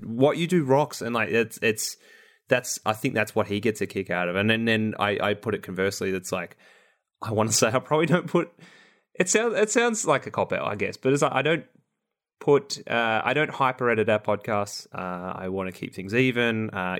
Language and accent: English; Australia; I can't gracefully as an Australian.